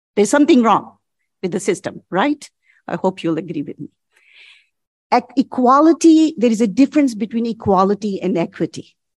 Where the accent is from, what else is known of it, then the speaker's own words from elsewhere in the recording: India; moved away as an adult; also born or lived in United States; now in Canada; As a graduate student, I came from India to study at the University of Chicago